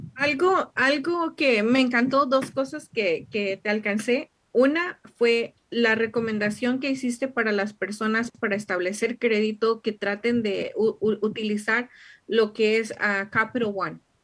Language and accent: Spanish; Mexico; como mexicanos, especialmente nuestra cultura mexicana